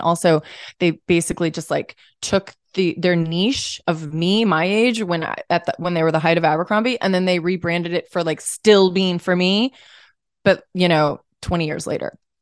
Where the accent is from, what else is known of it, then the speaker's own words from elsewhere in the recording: St. Louis, Missouri, United States; we're both from Saint Louis